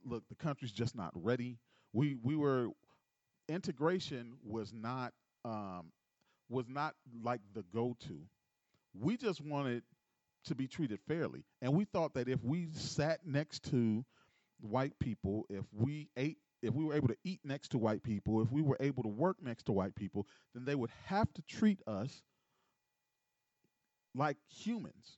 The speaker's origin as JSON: {"language": "English", "town": "Gary", "region": "Indiana", "country": "United States", "tie": "born or raised there", "also_born_or_lived": "Chicago, Illinois", "said": "I was born in 77, and born in Chicago, raised in Gary."}